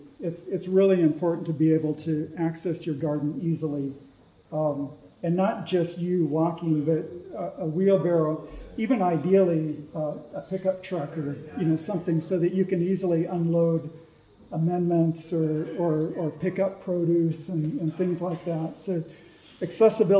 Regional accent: Southern California, United States; moved away; also born or lived in Willamette Valley, Oregon; where I grew up in Southern California

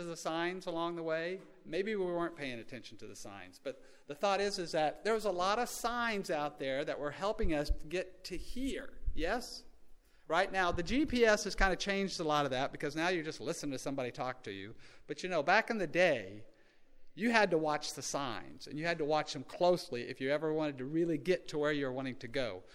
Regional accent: Texas, United States; moved away as an adult; now in Oklahoma, United States; growing up as a Texan

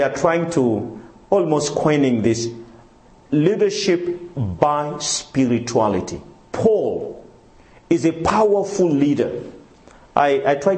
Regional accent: Madagascar; moved away; also born or lived in Congo; I come from Madagascar, my wife from Mauritius

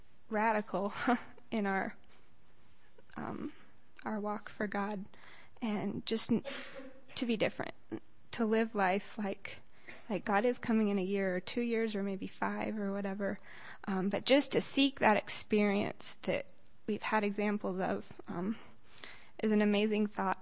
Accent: Loma Linda, California, United States; I'm from Loma Linda.

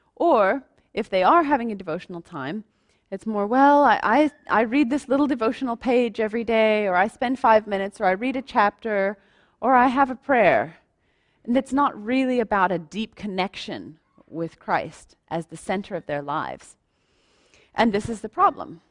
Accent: United States; moved away; I'm American

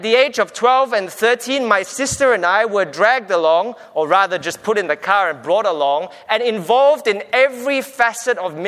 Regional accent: Singapore; now in Australia; We grew up in Singapore

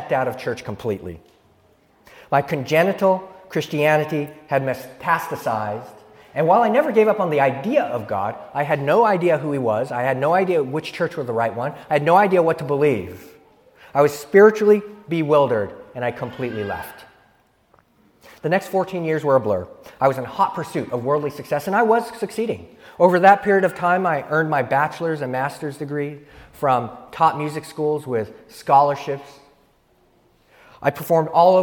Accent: San Luis Obispo, California, United States

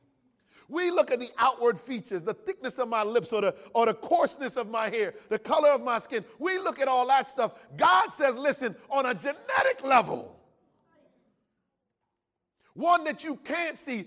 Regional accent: California, United States; I was born and raised in America

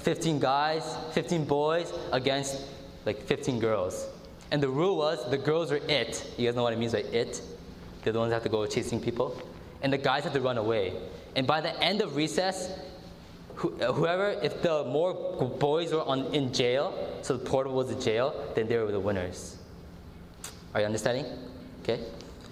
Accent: Canada; us as Canadian Adventists

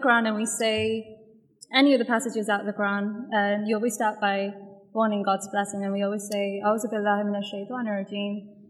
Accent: Wales, United Kingdom; accent: Welsh; I'm from Wales.

